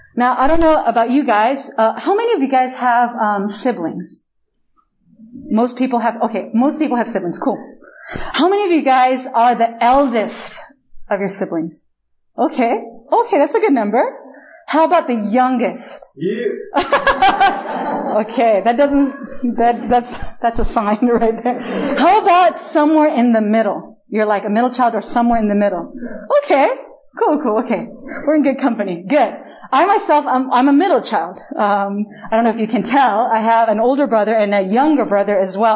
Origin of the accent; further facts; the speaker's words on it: Chile; first language Spanish; English is a second language; moved away as an adult; also born or lived in United States; now in Korea; I am born and raised actually in Chile, in literally the opposite side of the world from here